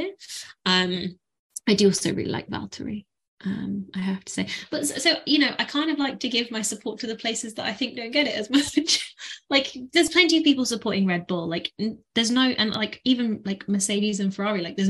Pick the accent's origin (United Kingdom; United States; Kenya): United Kingdom; I feel the same being British